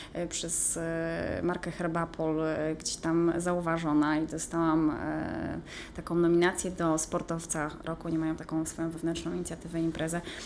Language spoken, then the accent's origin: Polish; Pomeranian Voivodeship, Poland; also born or lived in Gdynia; nie jestem e, góralką, jestem kaszubką.